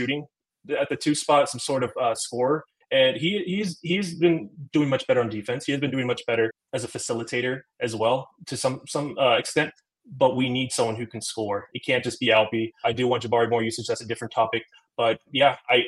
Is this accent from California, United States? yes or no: no; San Antonio, Texas, United States; also born or lived in Turkey; now in Houston, United States; When I came to America from Turkey when I was about 4 years old, I was always in Texas.